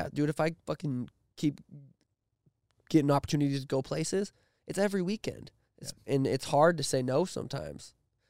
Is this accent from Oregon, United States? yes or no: no; Montana, United States; I'm 26. Yep. I'm from Montana.